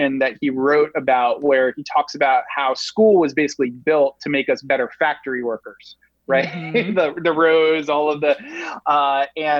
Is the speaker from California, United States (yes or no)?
no; Rhode Island, United States; now in New York City, United States; Rhode Island, which is the smallest state in the union.